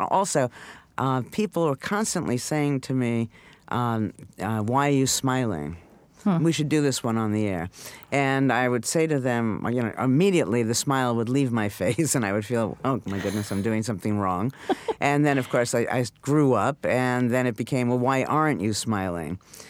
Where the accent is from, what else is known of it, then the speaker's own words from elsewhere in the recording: New York, United States; New York.